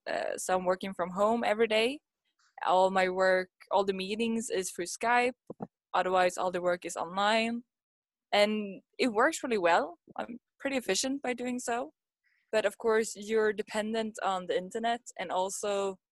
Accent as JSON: {"language": "English", "country": "Sweden", "tie": "born or raised there", "moved": "as an adult", "lives_now": "Kawasaki, Japan", "said": "i'm from sweden i grew up in sweden but i'm in japan because i'm here for an internship so i live in uh, kawasaki at the moment"}